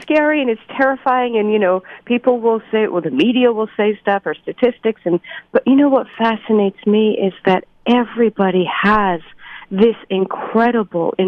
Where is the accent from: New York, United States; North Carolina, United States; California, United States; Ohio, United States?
New York, United States; New York City; I grew up in Brooklyn, New York, to an Orthodox Jewish family.